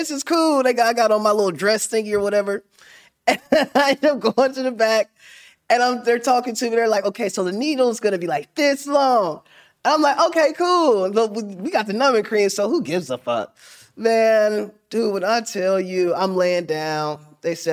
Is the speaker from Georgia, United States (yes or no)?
no; Middletown, Ohio, United States; I'm from Middletown.